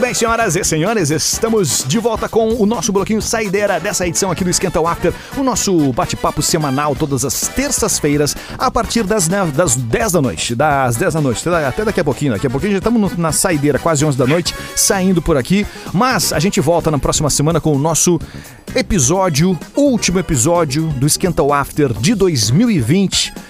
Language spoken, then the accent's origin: Portuguese; Rio Grande do Sul, Brazil; a gente é gaúcho. Eu, ouvi, nós somos gaúchos